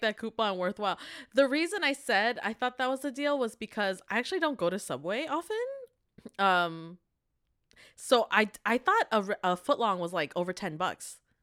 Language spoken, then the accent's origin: English; Canada; also born or lived in Korea; We are university graduates from Canada